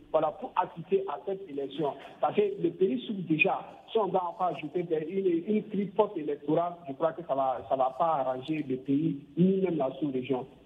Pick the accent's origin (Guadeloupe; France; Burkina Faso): Burkina Faso; chez moi au Burkina